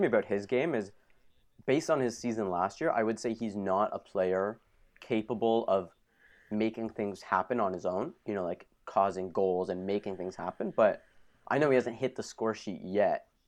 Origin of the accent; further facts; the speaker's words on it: Thornhill, Ontario, Canada; I'm from Thornhill, Ontario